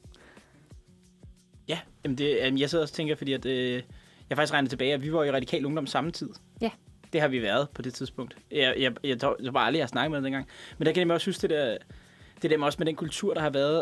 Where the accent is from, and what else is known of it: Denmark